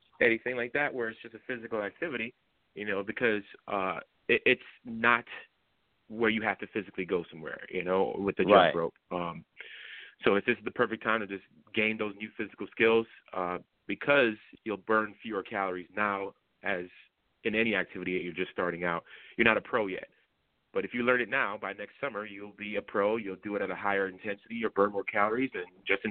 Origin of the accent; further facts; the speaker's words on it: Florida, United States; now in Virginia, United States; I'm personally from Florida